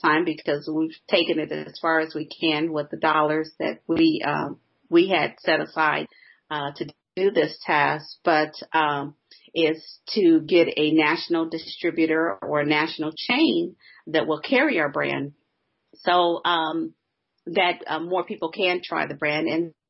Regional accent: Illinois, United States; my home state, Illinois

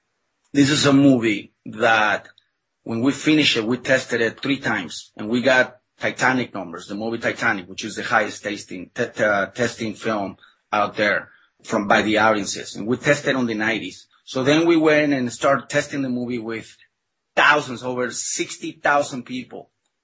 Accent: Mexico; English is a second language; you know, I was born and raised in Mexico, and I was not very familiar with the illustrations of Norman Rockwell.

